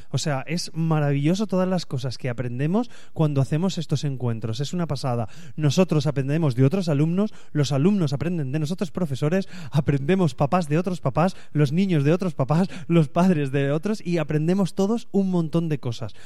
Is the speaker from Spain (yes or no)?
yes; Spain; yo así soy de España